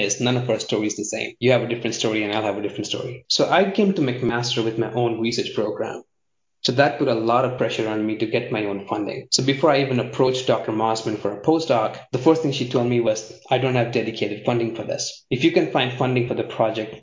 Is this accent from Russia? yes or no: no; India; moved away as an adult; also born or lived in Sydney, Australia / Berlin, Germany / Canada / United States; growing up in India